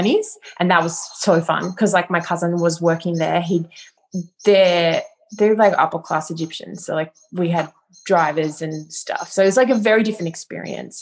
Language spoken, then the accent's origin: English; Wagga Wagga, New South Wales, Australia; I grew up in Wagga